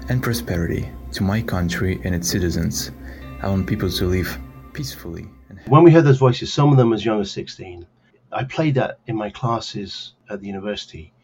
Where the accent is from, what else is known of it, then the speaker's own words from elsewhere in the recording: Lviv, Lviv Oblast, Ukraine; I'm from Lviv